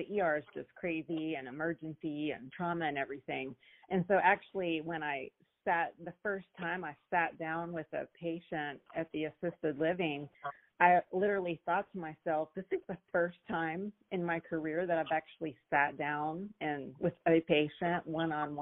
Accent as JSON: {"language": "English", "town": "Houston", "region": "Texas", "country": "United States", "tie": "born or raised there", "said": "I'm born and raised in Houston, so I've been around the city for a while."}